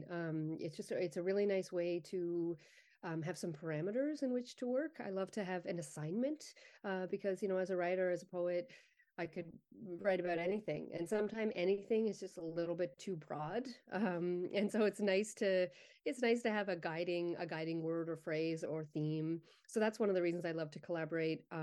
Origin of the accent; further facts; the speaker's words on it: Summerside, Prince Edward Island, Canada; moved away as an adult; also born or lived in Halifax / Ottawa / Vancouver / Montreal; I grew up in Summerside. I left when I was 18 and I moved around a little bit. I, I went to Halifax for a bit, but then on to Ottawa and then Vancouver. Um, and I moved back for a brief stint uh, on PEI when I was in my earlier 20s